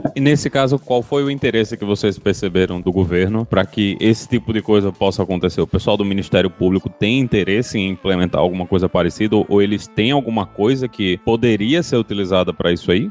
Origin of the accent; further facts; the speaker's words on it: Northeast Region, Brazil; como nordestino